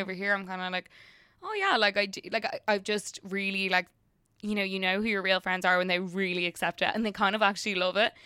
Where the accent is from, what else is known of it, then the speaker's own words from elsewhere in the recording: Ireland; now in United States; being an Irish person, working in the drinks industry over here